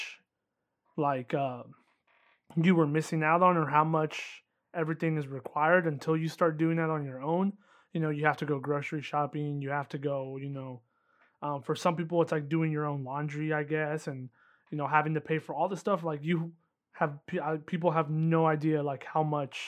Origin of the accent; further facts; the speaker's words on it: Indiana, United States; moved away as an adult; now in Miami, United States; growing up in Indiana